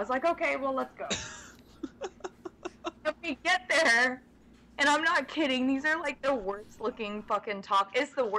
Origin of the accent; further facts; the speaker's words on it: the South, United States; We're from the South, you know, so it would be rude to say no.